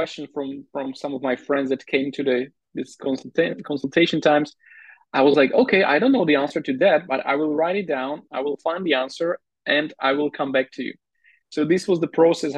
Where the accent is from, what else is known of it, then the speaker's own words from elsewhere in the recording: Slovakia; I was already born into Slovakia.